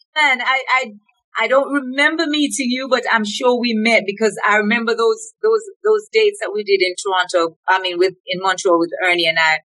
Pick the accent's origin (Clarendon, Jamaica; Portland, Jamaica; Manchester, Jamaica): Clarendon, Jamaica; Colonel's Ridge; also born or lived in Reading, England; now in Canada; I grew up in a little district called Colonel's Ridge